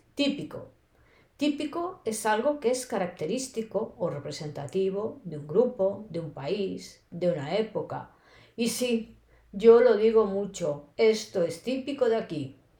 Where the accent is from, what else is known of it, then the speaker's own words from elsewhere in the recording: Spain; accent: castellano (typical Spanish of Spain); first language Spanish; now in Barcelona, Spain; mi español es el típico de español, también llamado castellano